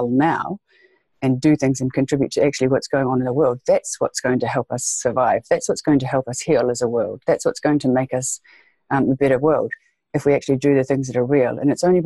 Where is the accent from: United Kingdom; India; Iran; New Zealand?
New Zealand; Waikato; also born or lived in South Island, New Zealand; Waikato, yes, pronounced Waikato. Yes, that's where I grew up, yeah. Born and bred here in New Zealand.